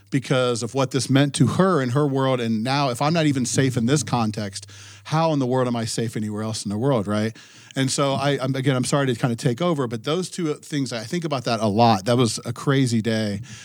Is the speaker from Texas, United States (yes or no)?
no; Ohio, United States; now in New Hampshire, United States; growing up in Ohio, now living in New Hampshire